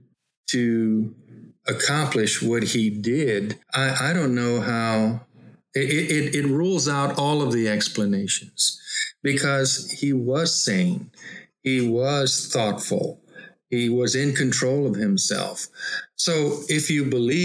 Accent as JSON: {"language": "English", "region": "Louisiana", "country": "United States", "said": "I'm a Cajun from Louisiana."}